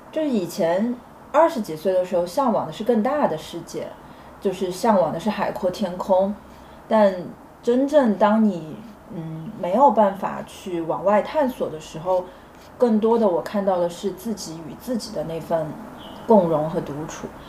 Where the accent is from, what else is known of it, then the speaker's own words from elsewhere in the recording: Chengdu, Sichuan, China; moved away as an adult; now in Shanghai, China; 我作为一个成都人来到上海这七年时间